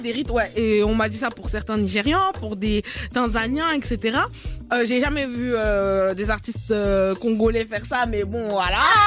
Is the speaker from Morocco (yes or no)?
yes; Morocco; je suis marocaine